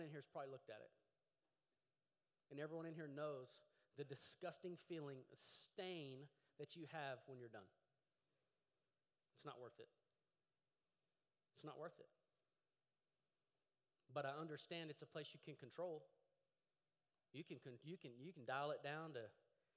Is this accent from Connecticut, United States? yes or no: no; Llano, Texas, United States; I grew up in Llano, Texas.